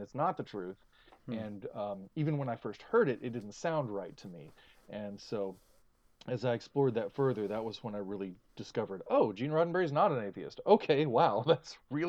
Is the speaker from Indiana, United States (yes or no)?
no; Texas, United States; as a Texan